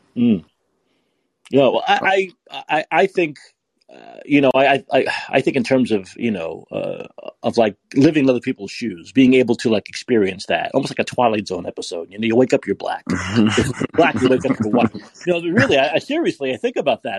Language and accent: English; New York City, New York, United States; now in San Francisco, United States; I'm from New York, I'm from Brooklyn.